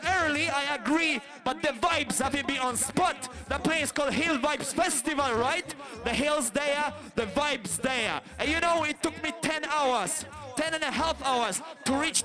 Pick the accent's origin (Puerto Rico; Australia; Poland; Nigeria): Poland; We come from Poland